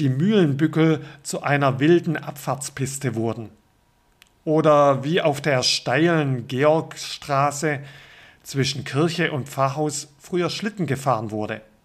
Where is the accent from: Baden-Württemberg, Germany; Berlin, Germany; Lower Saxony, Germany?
Baden-Württemberg, Germany; Aufgewachsen bin ich im württembergischen Pietismus